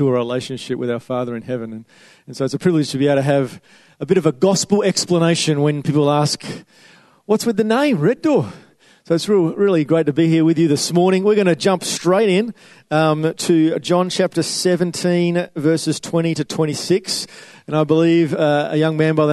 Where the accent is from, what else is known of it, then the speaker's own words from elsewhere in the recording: Western Australia, Australia; I'm from Western Australia